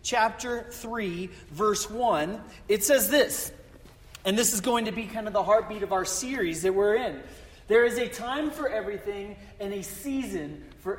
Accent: Colorado, United States; moved away; also born or lived in Florida; I'm from Colorado and my family's from North and South Dakota

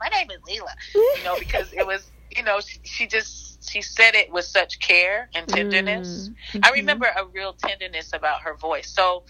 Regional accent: the South, United States; I grew up in the South, and, like, when somebody says hello to you and you don't stay and you don't finish that, you know, how all y'all doing, how you doing

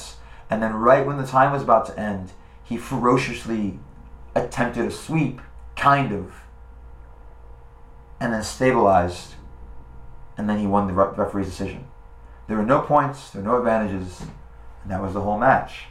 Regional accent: Boca Raton, Florida, United States; from my hometown, from Boca Raton, Florida

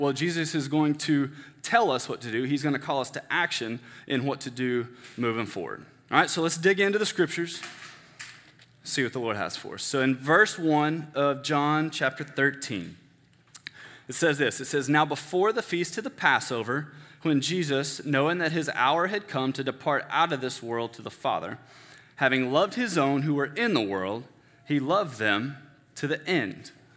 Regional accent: Denton, Texas, United States; I grew up in First Baptist Church, Denton

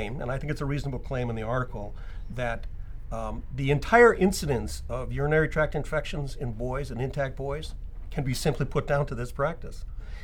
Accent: New Zealand; now in Seattle, United States; I'm actually a New Zealander by birth

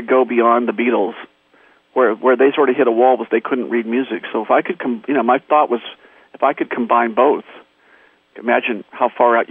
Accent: Torrance, California, United States; I grew up in Torrance, and the city next door to Torrance is Hawthorne

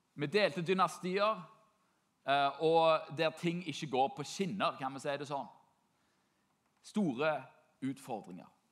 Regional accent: Norway; For meg som nordmann

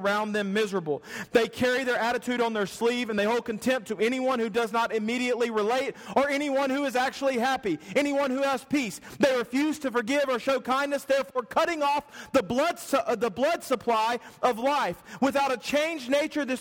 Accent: the South, United States; I'm from the South

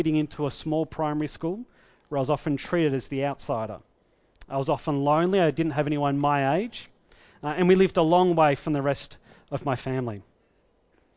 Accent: Victoria, Australia; also born or lived in Tasmania; I grew up in Victoria, I was actually born in Tasmania

